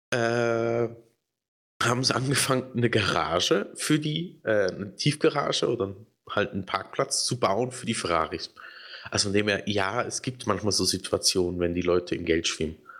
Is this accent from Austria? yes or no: no; Switzerland; hier bei uns in der Schweiz